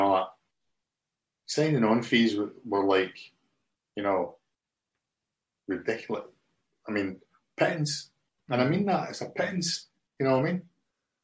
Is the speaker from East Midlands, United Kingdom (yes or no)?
no; Scotland, United Kingdom; I'm a Scottish guy who played for Chelsea